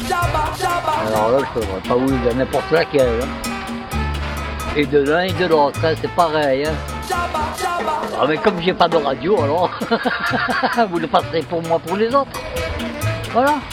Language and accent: French; Mali; je viens du Mali. Je vais parler langue de Bambara aussi.